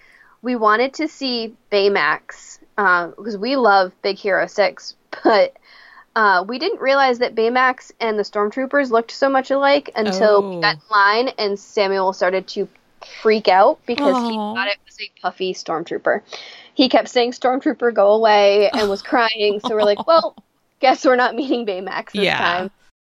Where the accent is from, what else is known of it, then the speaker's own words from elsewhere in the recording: Japan; born there; I was born in Japan